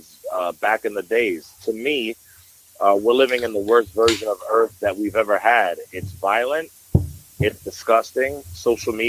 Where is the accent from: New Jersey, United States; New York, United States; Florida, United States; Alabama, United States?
New York, United States; New York City; I was born in the Bronx, but I've lived in the Bronx now for 23 years.